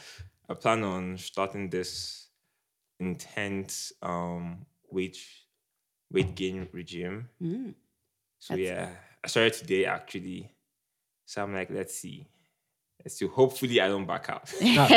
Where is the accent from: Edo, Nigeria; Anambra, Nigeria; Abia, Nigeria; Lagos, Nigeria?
Abia, Nigeria; I'm from Abia State now. The best state in Nigeria.